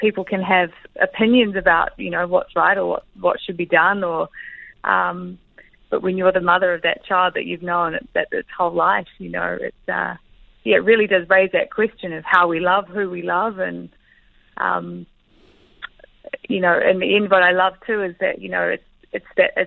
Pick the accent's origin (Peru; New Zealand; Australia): New Zealand; accent: Kiwi; as a Kiwi and as in my own accent and in all familiar territory that I live in and have grown up